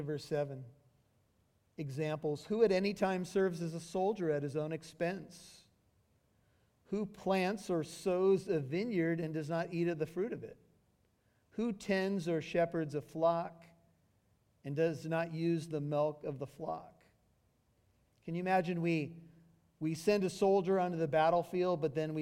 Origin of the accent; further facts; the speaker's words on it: United States; being an American with white skin